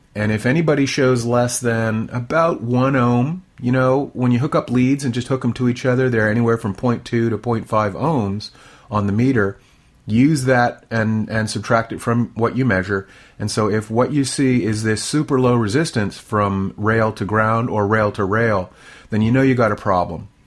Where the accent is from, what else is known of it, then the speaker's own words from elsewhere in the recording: near Washington D.C., District of Columbia, United States; now in Texas, United States; I grew up near Washington D.C., so we had essentially nor'easters, plenty of snow, and I was used to it